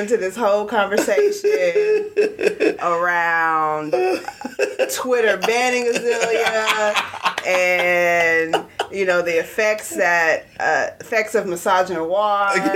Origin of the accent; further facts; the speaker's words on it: Austin, Texas, United States; growing up in Austin as a child was fabulous